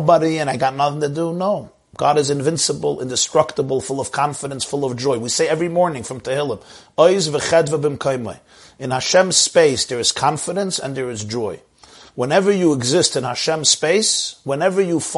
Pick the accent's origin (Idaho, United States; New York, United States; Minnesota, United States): New York, United States; I'm a New Yorker myself